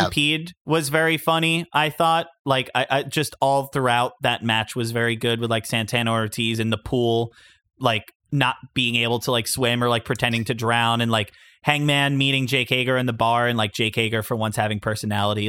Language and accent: English; Long Beach, New York, United States; in Long Beach, New York, my hometown